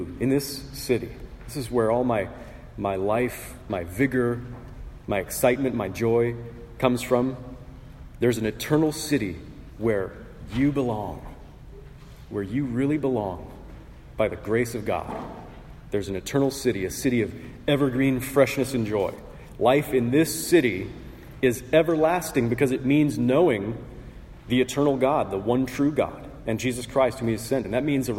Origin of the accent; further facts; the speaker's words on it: Portland, United States; I was born in Portland, which comes with certain bragging rights.